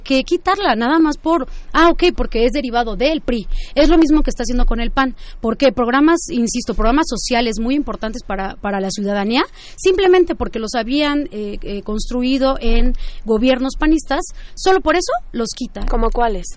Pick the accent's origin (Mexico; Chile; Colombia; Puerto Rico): Mexico; Mexico City; todos somos mexicanos